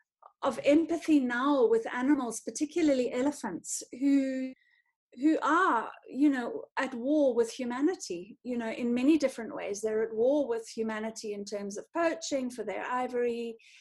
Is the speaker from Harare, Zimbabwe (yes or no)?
yes; North Harare, Zimbabwe; I grew up in Zim, in sort of North Harare, in the rural area